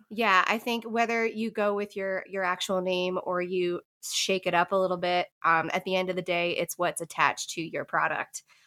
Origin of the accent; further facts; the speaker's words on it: Newfoundland and Labrador, Canada; moved away as an adult; now in Nashville, United States; I'm originally from the East Coast of Canada, from the province of Newfoundland and Labrador, and found my way here to Nashville about five years ago